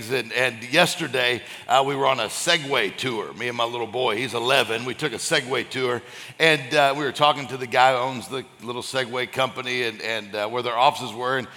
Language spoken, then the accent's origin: English; Florida, United States; and then we're from Florida, and people are calling, Are you okay?